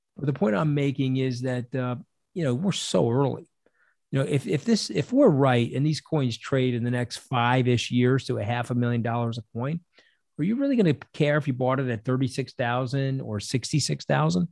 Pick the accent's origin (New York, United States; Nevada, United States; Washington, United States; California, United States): New York, United States; a New Yorker